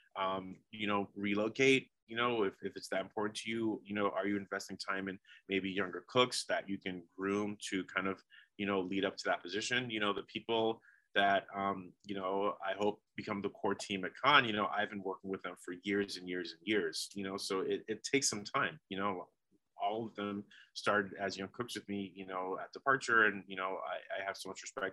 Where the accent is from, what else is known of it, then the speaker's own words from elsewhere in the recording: New York, United States; moved away; also born or lived in Oregon; I've been to New York and I'm from there